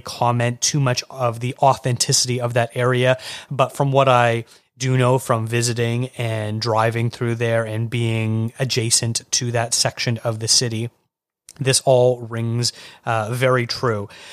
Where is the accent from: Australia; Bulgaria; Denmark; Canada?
Canada; Burlington, Ontario; moved away as an adult; also born or lived in Toronto; now in British Columbia, Canada; I grew up just outside of Burlington